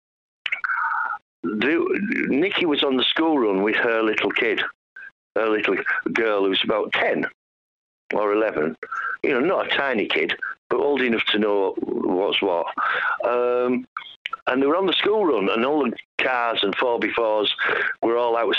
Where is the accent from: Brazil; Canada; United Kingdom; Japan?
United Kingdom; Lancashire, North West England; I'm from Lancashire, but same Northern Git territory